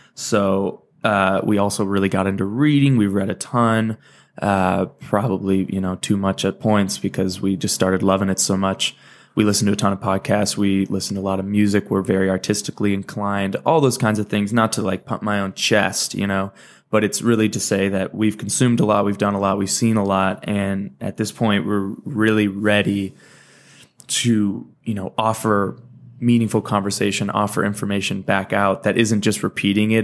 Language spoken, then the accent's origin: English; Valencia, California, United States; moved away as an adult; also born or lived in Michigan / Salt Lake City, Utah / Santa Barbara, California; now in Aurora, United States; I was born in Michigan, lived there for ten years, moved to California